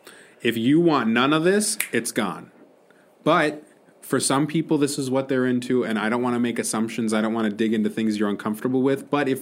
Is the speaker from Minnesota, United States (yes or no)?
yes; Minnesota, United States; No. So I'm from Minnesota.